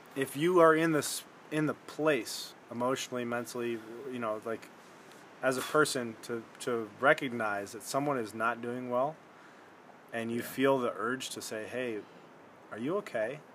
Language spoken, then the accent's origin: English; Michigan, United States; we're both from Michigan